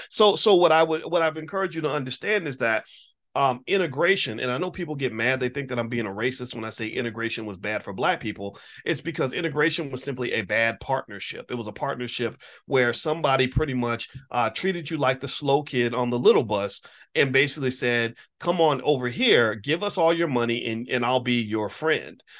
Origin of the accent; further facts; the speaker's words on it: Louisville, Kentucky, United States; in Louisville, Kentucky, my hometown